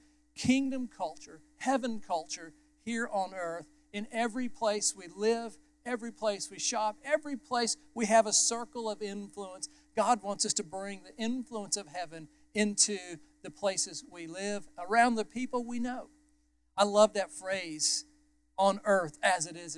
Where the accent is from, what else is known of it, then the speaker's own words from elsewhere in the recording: United States; I was born as an American